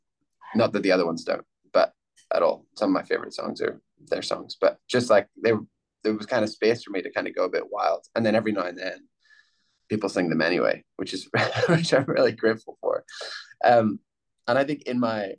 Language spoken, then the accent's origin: English; Ireland; I grew up in Ireland, so I grew up listening to the rambling Irish kind of poet, singer, songwriters